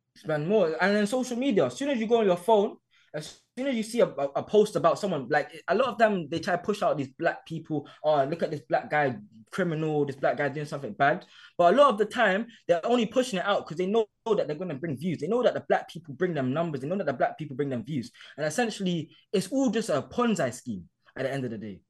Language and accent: English; London, United Kingdom; I grew up in Hackney.